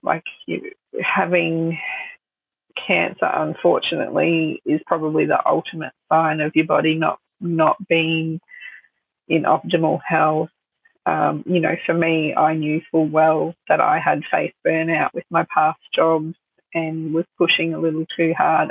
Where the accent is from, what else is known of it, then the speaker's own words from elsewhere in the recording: Sunshine Coast, Queensland, Australia; also born or lived in Melbourne; I was born in Melbourne and my parents moved to the Sunshine Coast when I was two